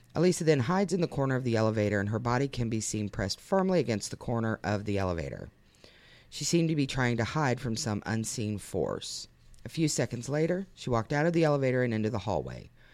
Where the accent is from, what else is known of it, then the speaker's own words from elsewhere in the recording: Lebanon, Ohio, United States; We had a chicken lady in my hometown